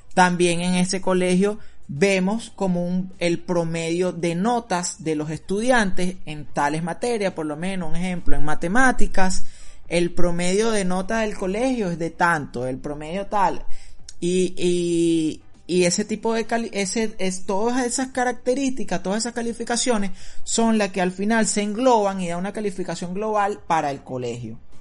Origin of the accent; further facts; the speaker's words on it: Venezuela; moved away; nosotros venimos acostumbrados de Venezuela